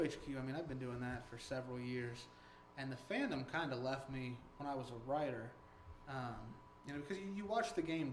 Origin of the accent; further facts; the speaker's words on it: Indiana, United States; growing up in Indiana